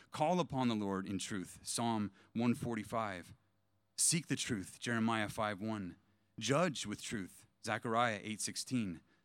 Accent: East Bay, California, United States; also born or lived in San Diego; I was born and raised in the East Bay

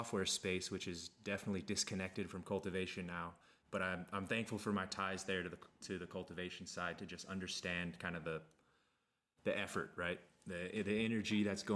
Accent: Kansas, United States; I grew up in Kansas

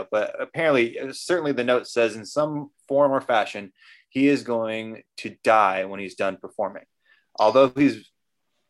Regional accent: Central Valley, California, United States; moved away; I'm from the Central Valley in California

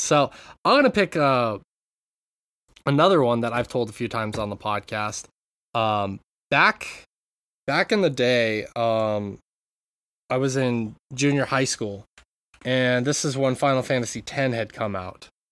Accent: Montana, United States; I grew up in Montana

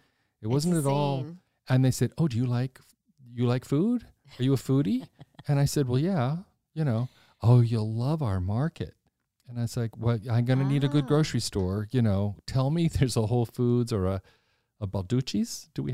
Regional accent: Washington, United States; I come from Washington. This is expensive.

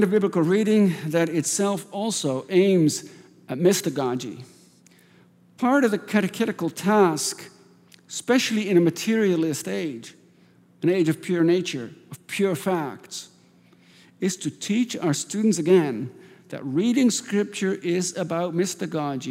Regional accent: Netherlands; moved away; I grew up in Holland

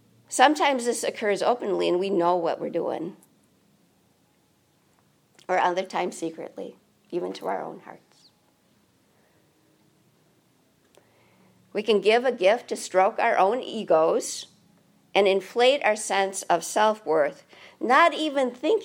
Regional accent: United States; We're American

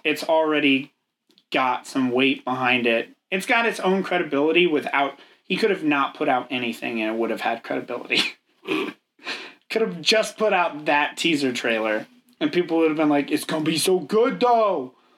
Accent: United States; we're uneducated swine from America

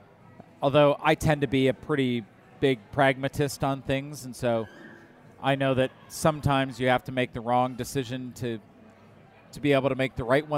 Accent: Indiana, United States; full disclosure, I'm from Indiana originally

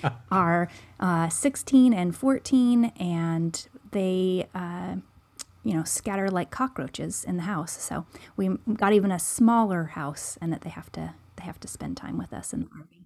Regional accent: Seattle, Washington, United States; moved away as an adult; now in Oregon, United States; Joel and I are both from the Seattle area

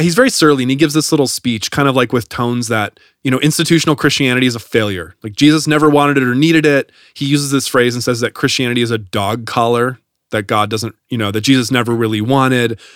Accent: Wisconsin, United States; I grew up in Wisconsin

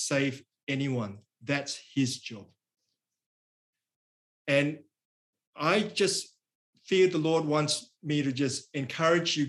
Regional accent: Singapore; now in Australia; I'm from Singapore, but I've lived in Australia for many, many years

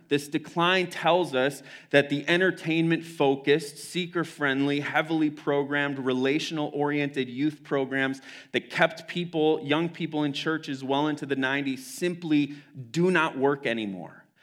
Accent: United States; as an American Christian community

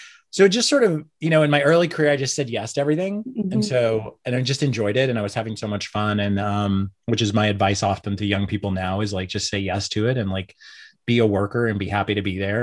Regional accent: Oklahoma, United States; moved away as an adult; also born or lived in New York City; I grew up in Oklahoma. I moved to New York in 1998 with no plan or college education

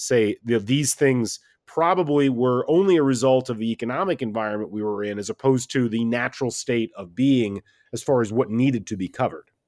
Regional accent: Midwest, United States; I grew up in the Midwest

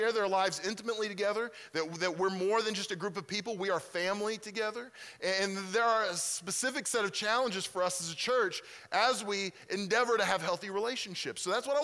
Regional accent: Mustang, Oklahoma, United States; moved away as an adult; now in Pennsylvania, United States; I'm originally from Mustang. I grew up there, and so I'm from this area.

